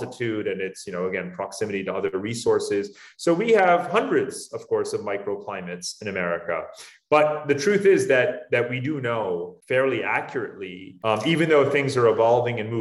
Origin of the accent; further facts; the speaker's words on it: upstate New York, United States; also born or lived in Northern Westchester; now in Singapore; I grew up in New York, not far from you, in upstate New York